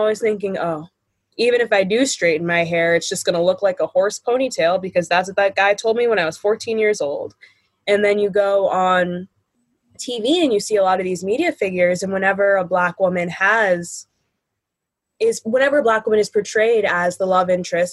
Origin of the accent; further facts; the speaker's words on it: Buffalo, New York, United States; I'm from Buffalo, New York.